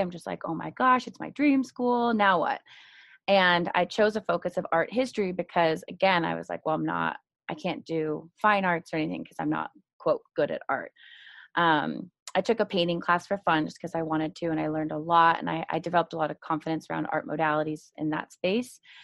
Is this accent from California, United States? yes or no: yes; Marin County, California, United States; I'm originally from Marin County, California, and I went uh, all all through school there. So, elementary, middle, and even college